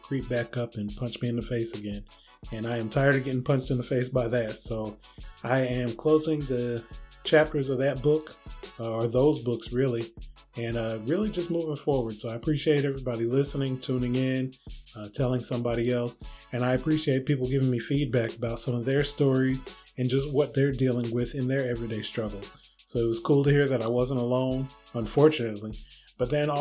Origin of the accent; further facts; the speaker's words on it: Michigan, United States; now in North Carolina, United States; I'm from Michigan. I live in North Carolina.